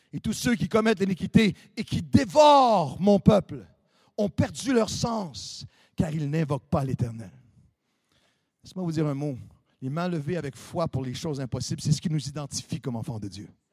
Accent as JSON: {"language": "French", "country": "Canada", "said": "Chez nous, au Canada, c'est le hockey qui est le sport. On a tous grandi en hockey"}